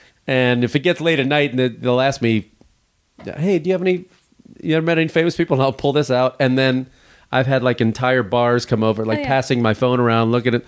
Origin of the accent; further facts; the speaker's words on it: Illinois, United States; I grew up in Illinois, and I knew people that had never been to the ocean. You know, at least my parents were from the East Coast.